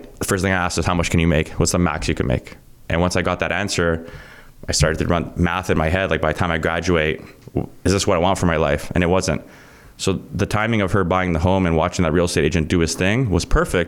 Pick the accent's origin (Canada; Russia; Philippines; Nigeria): Canada; Vaughan, Ontario; I grew up in Vaughan. So I'm in an area where all my friends had these homes, and we lived in a basement apartment.